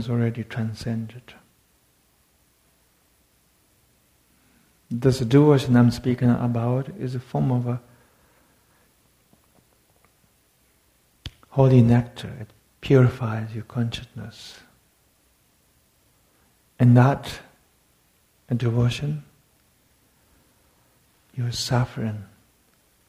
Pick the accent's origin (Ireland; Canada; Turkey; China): China; Tibet; moved away; I come from Tibet